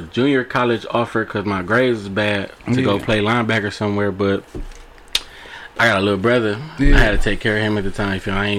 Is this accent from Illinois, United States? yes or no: no; Detroit, Michigan, United States; I'm from Southwest. So, my grandma owned the crib on 23rd. And that's where everything kind of started at. Mm-hmm. That's where my whole family from, you feel me? I stayed over there with my moms and my pops until I was like 7.